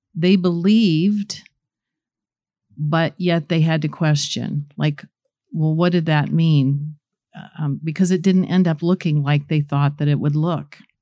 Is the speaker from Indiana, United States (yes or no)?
yes; Goshen, Indiana, United States; also born or lived in New Paris; I grew up in Goshen and, um, New Paris, not very far away, and very little small community.